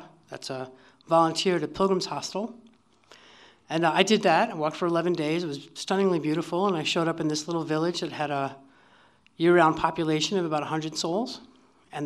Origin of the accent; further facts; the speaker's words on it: Durango, Colorado, United States; I was from Durango.